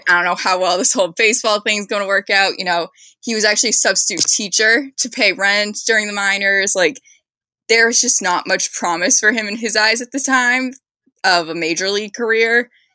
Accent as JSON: {"language": "English", "town": "Boston", "region": "Massachusetts", "country": "United States", "said": "I'm from Boston"}